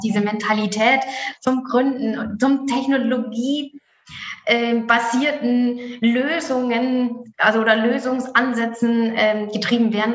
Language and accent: German; Germany; bei uns in Deutschland